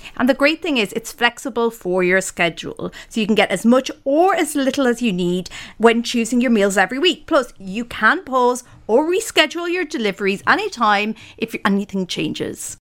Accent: Ireland; now in United Kingdom; an Irish person who lives in the U K

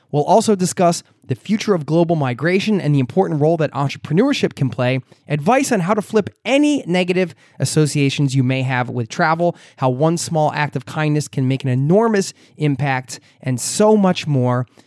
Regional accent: United States; moved away as an adult; now in Oslo, Norway; living outside of my home country

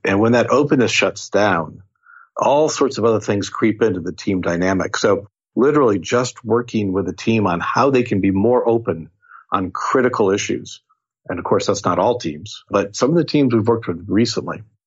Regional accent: Seattle, Washington, United States; I'm from Seattle

